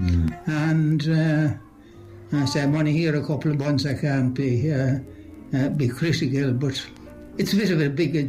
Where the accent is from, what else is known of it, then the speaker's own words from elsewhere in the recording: Ireland; I really enjoyed growing up in Mount Tumbletooey